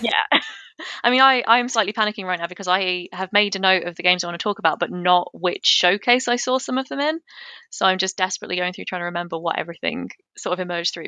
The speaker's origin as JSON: {"language": "English", "country": "United Kingdom", "said": "I'm, I'm British."}